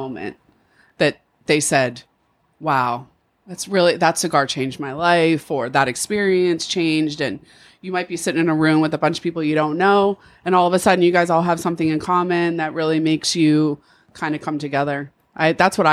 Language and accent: English; Pittsburgh, Pennsylvania, United States; I am from Pittsburgh.